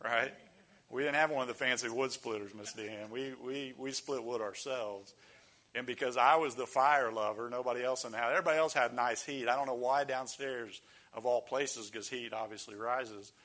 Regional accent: Ohio, United States; moved away as an adult; also born or lived in the South; I grew up in Ohio, and it got very cold, really cold

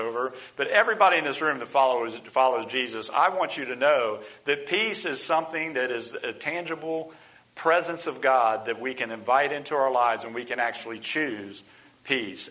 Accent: United States; we as American people

